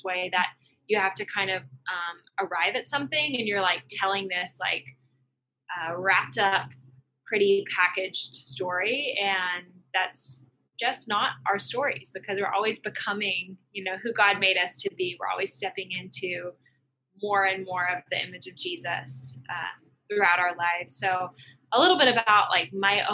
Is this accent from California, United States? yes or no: no; Arkansas, United States; moved away as an adult; also born or lived in Oklahoma City, Oklahoma; I was born and raised in Arkansas. So I'm from down south